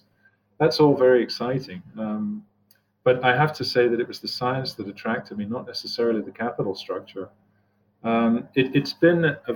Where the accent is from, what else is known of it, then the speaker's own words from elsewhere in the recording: Scotland, United Kingdom; moved away as an adult; also born or lived in New Jersey, United States; now in Cleveland, United States; I've lived in New Jersey longer than I've ever lived anywhere else. I'm originally from Scotland. I was used to moving every 3 years.